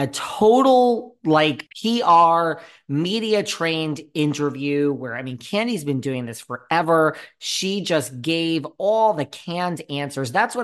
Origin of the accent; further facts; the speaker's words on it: New York, United States; I'm a New Yorker tried and true.